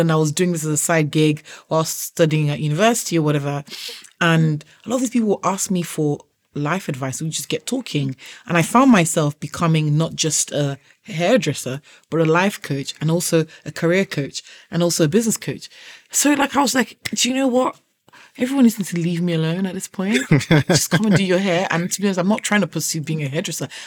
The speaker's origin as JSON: {"language": "English", "country": "Nigeria", "moved": "yes", "lives_now": "United Kingdom", "said": "I accidentally fell into braiding my sister's hair when I moved from Nigeria to the UK."}